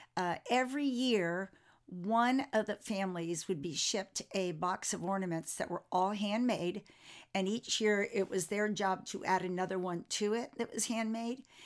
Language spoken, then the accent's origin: English; Florida, United States; I was raised in Florida